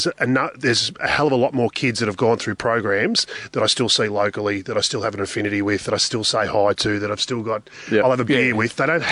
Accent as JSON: {"language": "English", "town": "Ballarat", "region": "Victoria", "country": "Australia", "moved": "yes", "said": "I'm from Ballarat originally"}